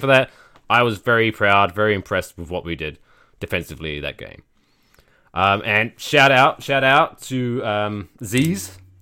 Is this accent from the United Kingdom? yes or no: yes; United Kingdom; we're both British